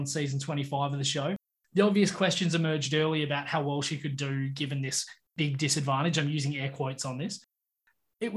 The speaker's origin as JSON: {"language": "English", "town": "Perth", "region": "Western Australia", "country": "Australia", "tie": "born or raised there", "said": "as a kid living and growing up in Perth"}